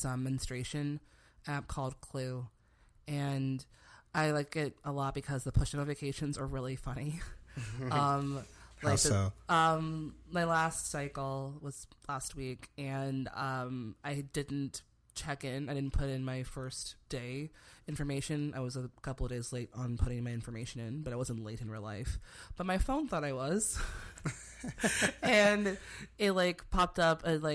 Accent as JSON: {"language": "English", "town": "Chicago", "region": "Illinois", "country": "United States", "tie": "born or raised there", "said": "it's not like my hometown is, you know, some flyover state, you know, some random little town in Nebraska or Idaho."}